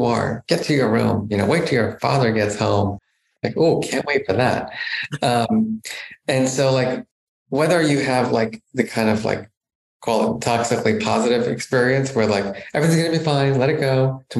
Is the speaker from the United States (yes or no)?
yes; New Jersey, United States; I grew up in New Jersey, a very kind of middle-class neighborhood